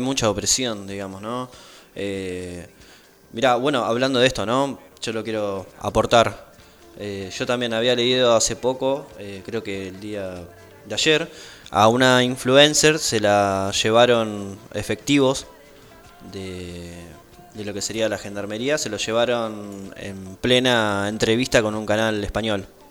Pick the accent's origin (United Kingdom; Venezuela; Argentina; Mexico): Argentina; como argentinos